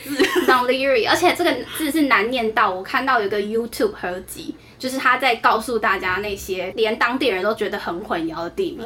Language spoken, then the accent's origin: Chinese; Taiwan; 我是台湾人